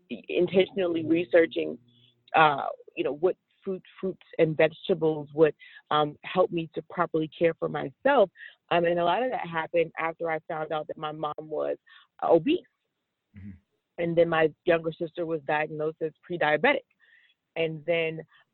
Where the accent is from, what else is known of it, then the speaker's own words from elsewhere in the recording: Washington, District of Columbia, United States; growing up in Washington, D.C. I grew up in what would have been considered a red line community